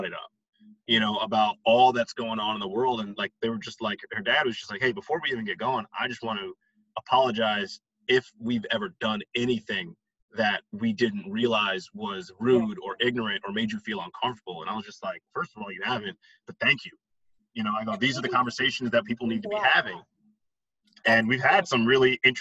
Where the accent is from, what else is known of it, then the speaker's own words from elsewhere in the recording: Westchester County, New York, United States; I grew up in Westchester County.